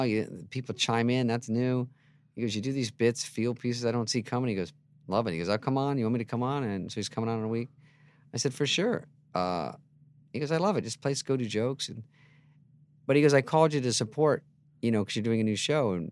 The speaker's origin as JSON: {"language": "English", "region": "Michigan", "country": "United States", "also_born_or_lived": "Scottsdale, Arizona", "moved": "yes", "said": "I'm from Michigan."}